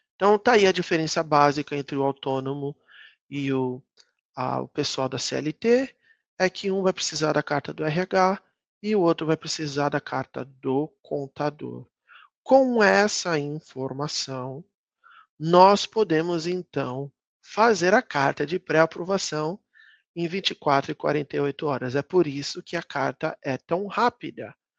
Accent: Brazil; moved away as an adult; now in United States; são 23, 24 anos longe do Brasil

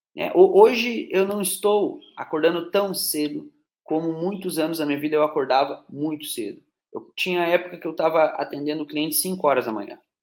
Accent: Curitiba, Paraná, Brazil; now in Teófilo Otoni, Brazil; Eu sou de Curitiba, né? Atualmente moro em Teoflotone, mas eu sou de Curitiba, Paraná

